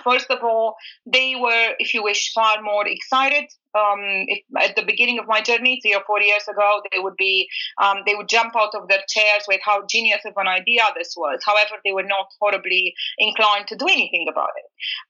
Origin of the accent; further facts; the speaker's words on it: Bucharest, Romania; also born or lived in New York, United States; I was born in Bucharest. I was raised in between New York and Bucharest.